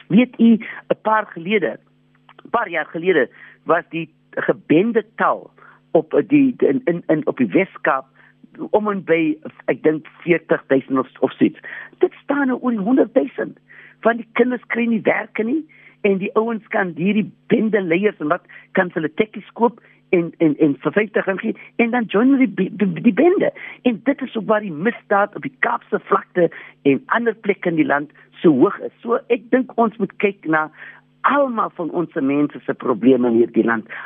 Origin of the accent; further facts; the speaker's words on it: South Africa; ons is tog almal Suid-Afrikaners.